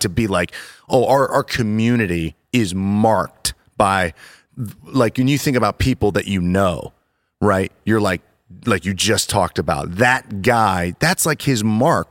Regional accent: Worthington, Ohio, United States; I'm from Worthington

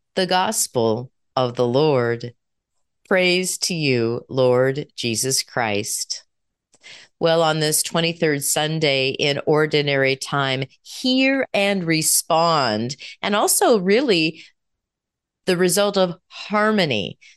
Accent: United States; We as American citizens

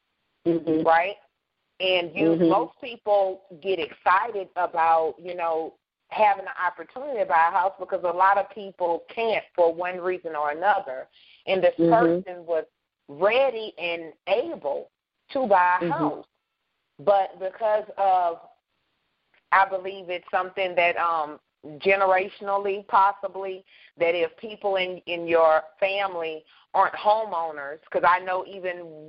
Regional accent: Baton Rouge, Louisiana, United States; moved away; my hometown, Baton Rouge, Louisiana

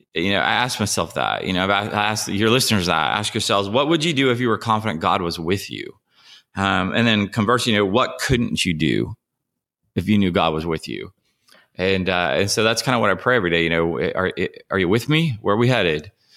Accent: Ohio, United States; also born or lived in Nashville, Tennessee; now in San Diego, United States; I grew up in Ohio, and, uh, I moved here from Nashville

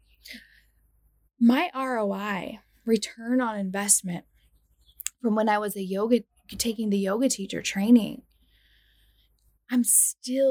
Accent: United States; I'm from the United States

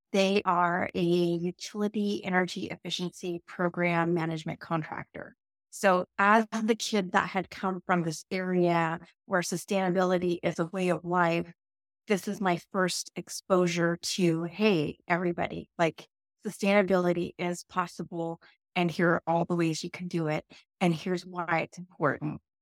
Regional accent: Yurok Indian Reservation, Northern California, United States; moved away; I grew up on the York Indian Reservation in a very, very, very rural area in Northern California

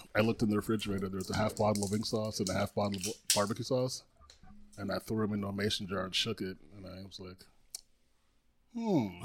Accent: U.S. Virgin Islands; also born or lived in Trinidad; now in Tampa, United States; born in Trinidad, grew up in Saint Croix

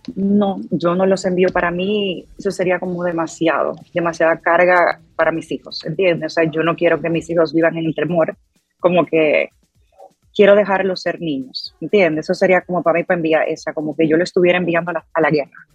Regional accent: Dominican Republic; moved away; yo como dominicana

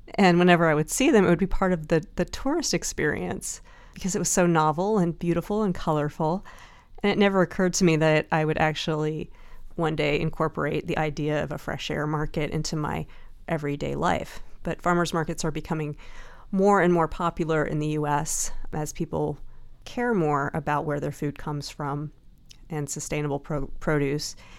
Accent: the South, United States; I grew up in the South

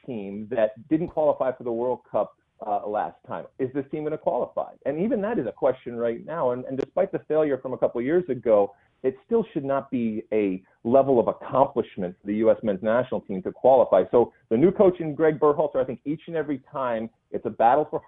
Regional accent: Michigan, United States; moved away as an adult; I grew up in Michigan

